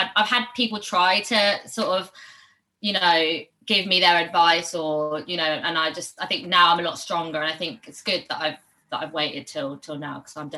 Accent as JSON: {"language": "English", "town": "Barcelona", "region": "Catalonia", "country": "Spain", "tie": "born or raised there", "lives_now": "London, United Kingdom", "said": "So, well, I've moved around a lot. I'm not from London originally, but I have lived here for like 10 years now. But I grew up in Barcelona as well. I'm half Spanish."}